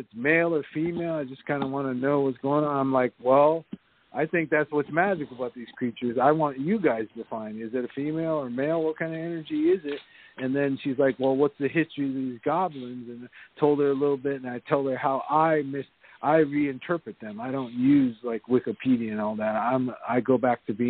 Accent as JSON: {"language": "English", "region": "California", "country": "United States", "tie": "born or raised there", "said": "I was raised in California, so I'm Japanese American"}